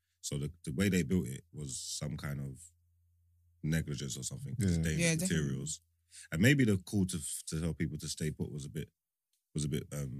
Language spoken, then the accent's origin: English; London, United Kingdom; I'm from East.